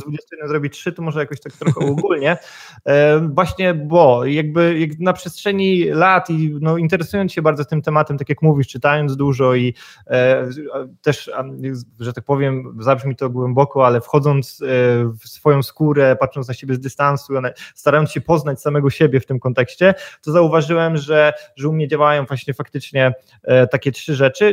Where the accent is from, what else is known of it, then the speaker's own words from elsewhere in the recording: Poland; moved away as an adult; also born or lived in Gdańsk; pochodzę i wychowałem się w miejscowości, która ma tam powiedzmy ponad 20 tysięcy mieszkańców, więc powiedzmy jestem z małego miasteczka